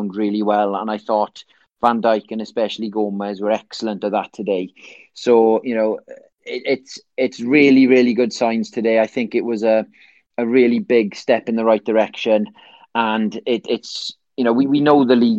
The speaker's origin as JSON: {"language": "English", "region": "Wales", "country": "United Kingdom", "accent": "Welsh"}